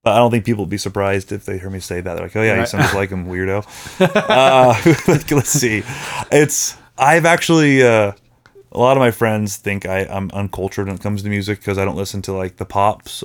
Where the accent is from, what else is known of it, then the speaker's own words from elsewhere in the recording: California, United States; I'm very Californian.